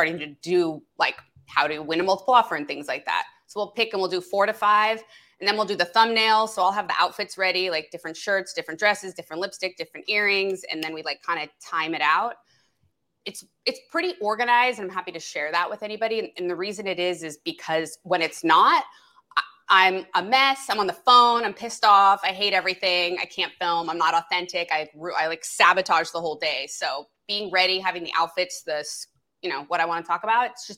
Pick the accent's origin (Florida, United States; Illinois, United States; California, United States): California, United States; the Valley; moved away as an adult; now in West Side, Los Angeles, United States; I'm from the Valley originally